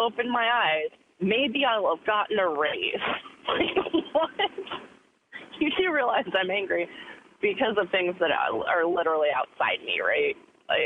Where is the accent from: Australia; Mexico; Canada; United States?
United States; I'm actually an American